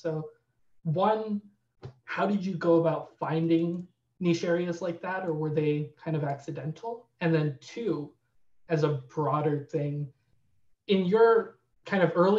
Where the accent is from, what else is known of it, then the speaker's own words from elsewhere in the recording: Ann Arbor, Michigan, United States; also born or lived in Lansing, Michigan; I'm from Ann Arbor. So okay. I grew up there and came to school at State.